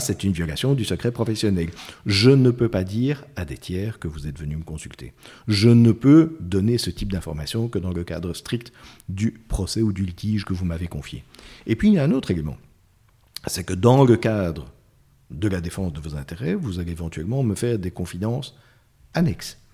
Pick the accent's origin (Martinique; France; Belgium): Belgium; chez nous, en Belgique.